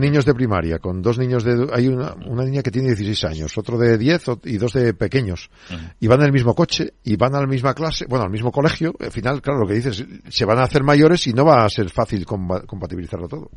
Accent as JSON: {"language": "Spanish", "town": "Neila", "region": "Castile and León", "country": "Spain", "said": "en mi, en mi pueblo, en Neila, que son noventa y pico, cien habitantes"}